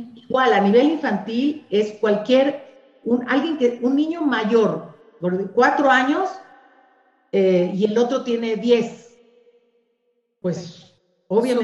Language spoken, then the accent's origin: Spanish; Mexico; somos las madres mexicanas